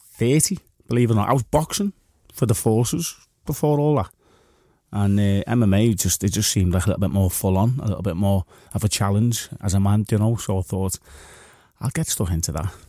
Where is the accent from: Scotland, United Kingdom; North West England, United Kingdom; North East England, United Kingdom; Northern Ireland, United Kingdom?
North West England, United Kingdom; Liverpool; we're lads from Liverpool